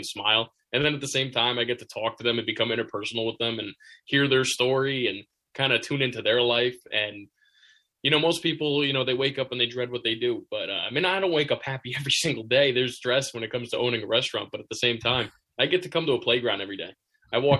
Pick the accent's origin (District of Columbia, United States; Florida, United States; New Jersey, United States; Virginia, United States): New Jersey, United States; Jackson; growing up in Jackson